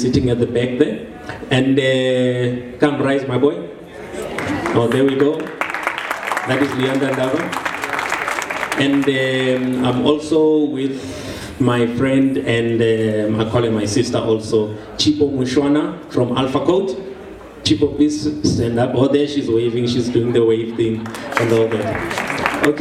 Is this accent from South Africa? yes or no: yes; Soweto, Gauteng, South Africa; I'm born and bred in Soweto